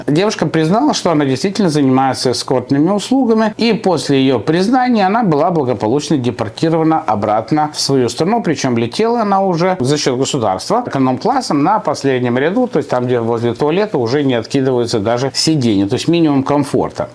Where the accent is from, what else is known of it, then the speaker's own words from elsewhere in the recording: Odesa, Odesa Oblast, Ukraine; now in United States; Я родился в Одессе, мы там все разговариваем руками